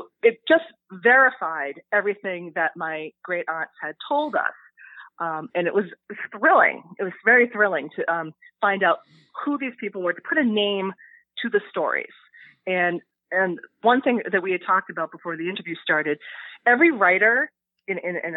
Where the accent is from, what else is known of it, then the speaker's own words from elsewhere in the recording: United States; first language English; I am an American